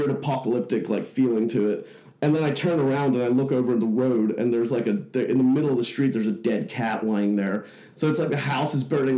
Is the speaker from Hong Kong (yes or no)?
yes; Hong Kong; moved away as an adult; also born or lived in Leicester, England; now in Bay Area, United States; I was born in Leicester, but when I was around six, my family moved to Hong Kong, which was at that time a British colony. So it was like picking up and moving to another state or something like that. You know, you could just do that and start working there. And so I grew up from the age of like six to the age of 18 there in Hong Kong